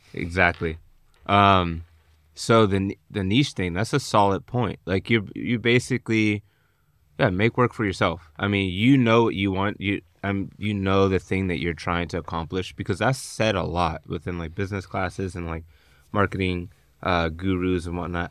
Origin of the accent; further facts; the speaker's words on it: Pittsburgh, Pennsylvania, United States; moved away; when I go back home, I'm from Pittsburgh, Pennsylvania yeah. originally